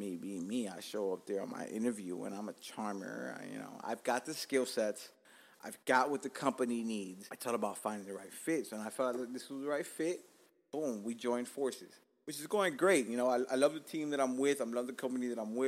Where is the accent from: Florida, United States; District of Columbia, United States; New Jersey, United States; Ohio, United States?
Florida, United States; Miami; also born or lived in Cuba; I'm fucking rooted to the fucking ground of Dade County